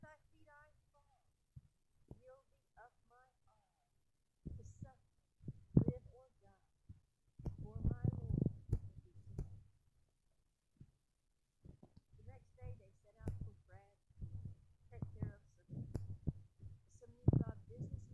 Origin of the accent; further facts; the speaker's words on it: Texas, United States; I am a Texan